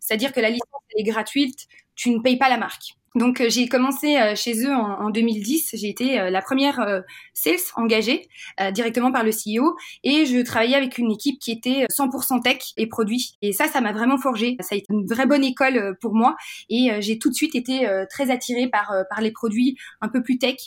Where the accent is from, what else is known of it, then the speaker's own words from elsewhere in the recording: Belgium; moved away; je suis belge